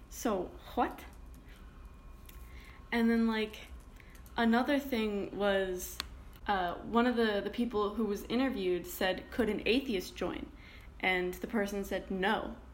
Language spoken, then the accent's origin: English; Canada